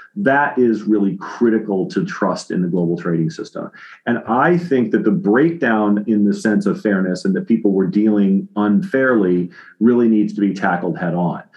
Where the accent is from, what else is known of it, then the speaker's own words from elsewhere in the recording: United States; I'm an American